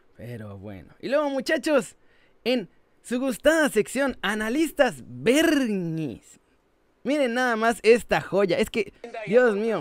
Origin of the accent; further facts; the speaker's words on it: Saltillo, Coahuila, Mexico; yo soy de Saltillo